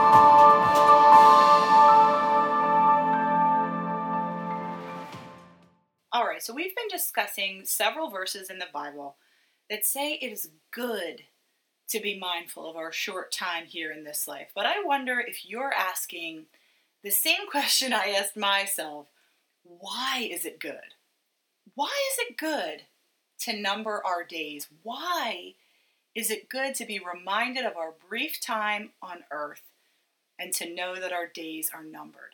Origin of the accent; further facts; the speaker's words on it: United States; American Christians